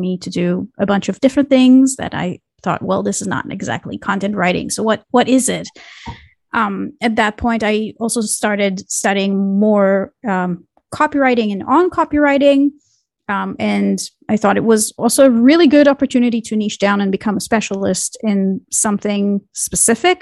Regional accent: Israel; I grew up in Israel

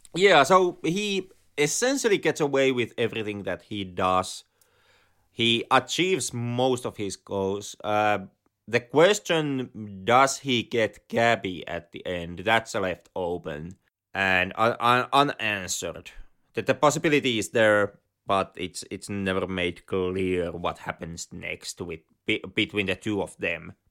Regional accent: Finland

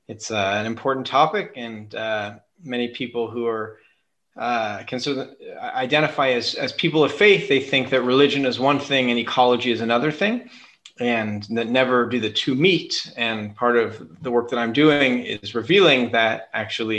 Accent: Northern California, United States; moved away as an adult; now in Israel; grew up in Northern California on an acre of land with an organic garden that I gardened with my mother

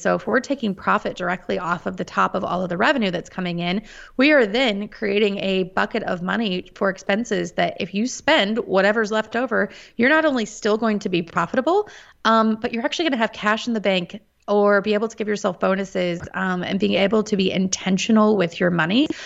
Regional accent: Topeka, Kansas, United States; moved away as an adult; also born or lived in Washington, D.C. area; Born and raised in Topeka, Kansas. Um, have been a lifelong Kansan

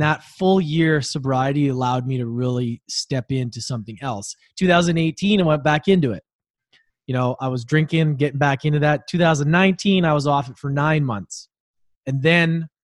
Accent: Edmonton, Alberta, Canada; I grew up in Edmonton

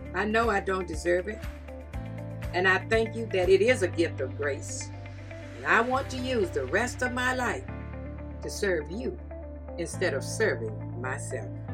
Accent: the South, United States; I'm from the South

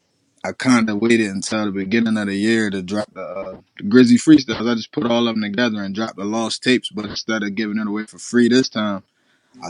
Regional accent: Cambridge, Maryland, United States; I'm from Cambridge, Maryland.

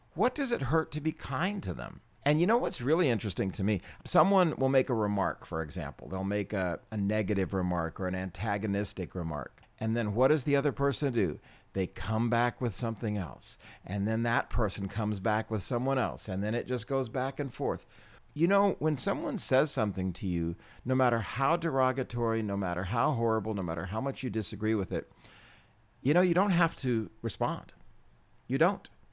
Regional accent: United States

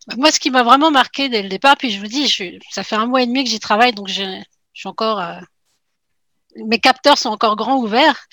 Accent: France; moved away as an adult; now in Quebec, Canada; je suis une Française qui est arrivée il y a 11 ans au Québec, puis euh, bien décidée à y rester

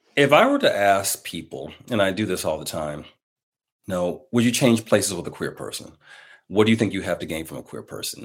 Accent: Milwaukee, Wisconsin, United States; in my hometown of Milwaukee, Wisconsin

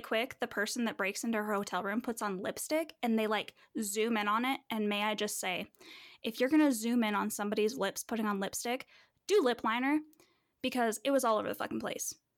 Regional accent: Manitou Springs, Colorado, United States; specifically Manitou Springs, where I think there was one black classmate in my whole school, and I wasn't even with him all twelve years of school

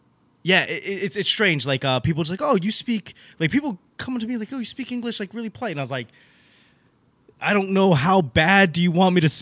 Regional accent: Boston, Massachusetts, United States; moved away as an adult; also born or lived in Los Angeles; now in Virginia, United States; I grew up in Boston. So a lot of that was, I grew up in Chinatown in Boston and didn't learn to speak Chinese whatsoever.

